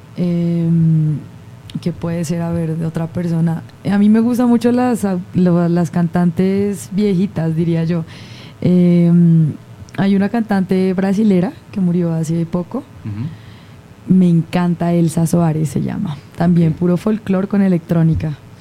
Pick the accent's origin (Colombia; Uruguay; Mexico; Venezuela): Colombia; En mi país